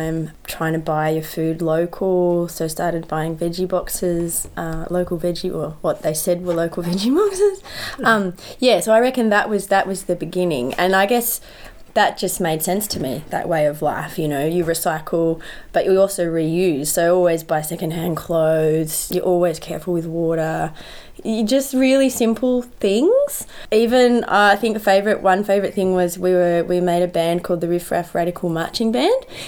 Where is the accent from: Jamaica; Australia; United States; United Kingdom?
Australia; Canberra, Australian Capital Territory; I grew up in Canberra